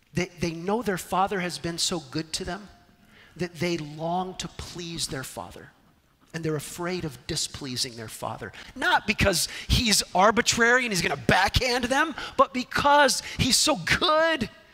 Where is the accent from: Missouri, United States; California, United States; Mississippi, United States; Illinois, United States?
California, United States; Southern; Growing up in Southern California